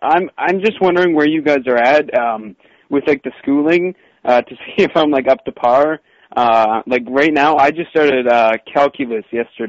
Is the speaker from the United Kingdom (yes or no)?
no; Canada; I'm from Canada.